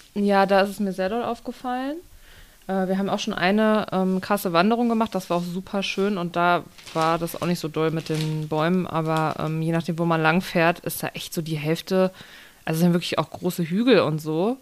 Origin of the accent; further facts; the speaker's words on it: Rhineland, Germany; now in Soest, Germany; Rheinland, wo ich herkomme.